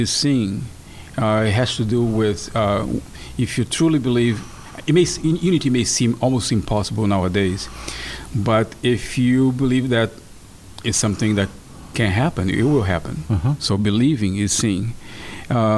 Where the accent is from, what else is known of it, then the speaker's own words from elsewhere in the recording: Brazil; moved away; my home country, Brazil.